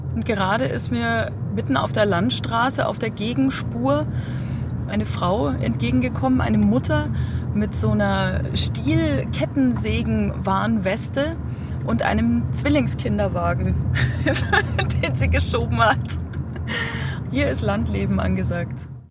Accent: Upper Palatinate, Bavaria, Germany; Ich komme aus der Wein

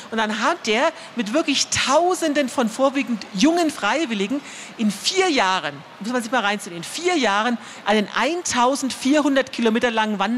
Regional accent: Transylvania, Romania; Wir sagen immer, wir kommen aus Transsilvanien.

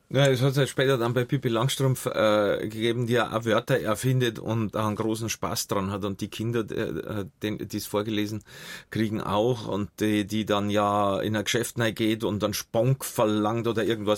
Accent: Munich, Bavaria, Germany; bin ja zum Großteil bei meiner Großtante aufgewachsen in München, Heidhausen

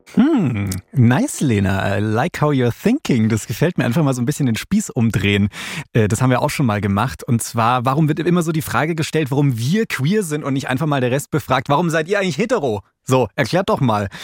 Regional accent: Bavaria, Germany; wir sind zwar queer, aber wir sind zum Beispiel beide in Bayern aufgewachsen

